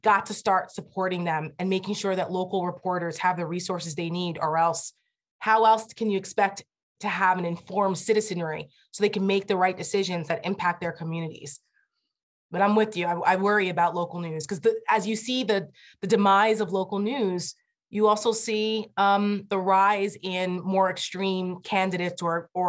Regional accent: Bergen County, New Jersey, United States; now in Northern Virginia, United States; He was a police officer for 40 years in my hometown and a volunteer fireman

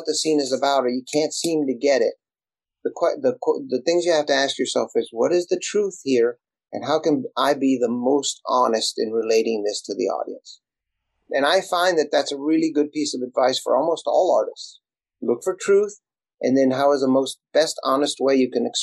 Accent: Elsa, Texas, United States; first language Spanish; English is a second language; moved away as an adult; now in Los Angeles, United States; I'm from a little bitty town in South Texas, and I didn't speak English. I spoke Spanish when I started. And I grew up without an outhouse

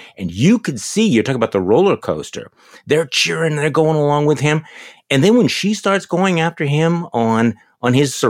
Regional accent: Milwaukee, Wisconsin, United States; born or raised there

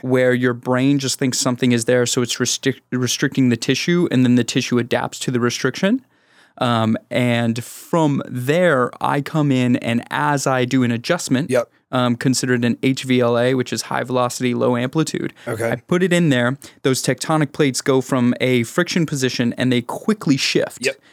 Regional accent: Houston, Texas, United States; I'm from Houston

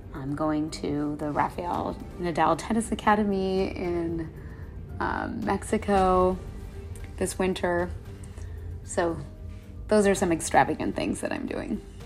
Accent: Canada; I'm from Canada

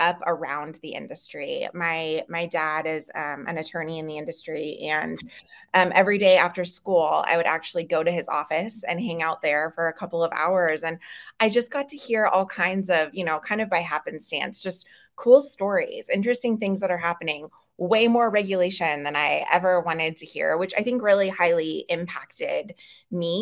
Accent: Boise, Idaho, United States; born in Boise, Idaho, just down the street from where I am right now.

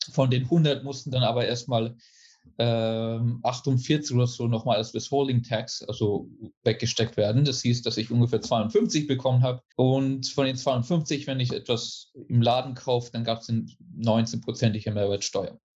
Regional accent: Germany; also born or lived in Italy / United States; ich bin Deutscher ursprünglich, habe auch lange Zeit in Italien gelebt, bin dann nach äh, USA verreist, habe dann zwölf Jahre in den USA gelebt. Äh, 2006 bin ich wieder nach Deutschland zurück

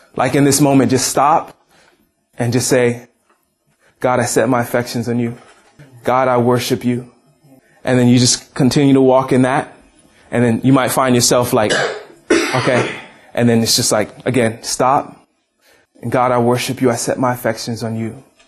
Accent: Hawaii, United States; I grew up in Hawaii

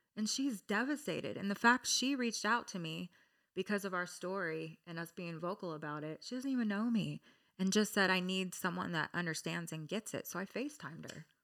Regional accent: Orange County, California, United States; I'm from Orange County

